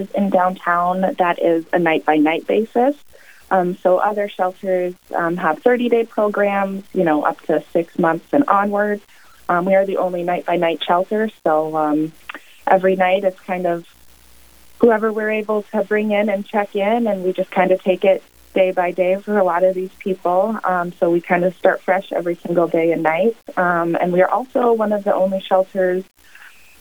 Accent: Pierre, South Dakota, United States; moved away as an adult; now in Sioux Falls, United States; I grew up in Pierce, South Dakota

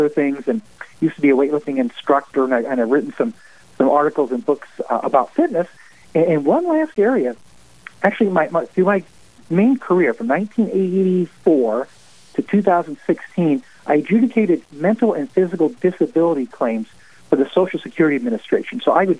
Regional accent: Springfield, Illinois, United States; I'm from Springfield, Illinois, the land of Lincoln, we call it around here.

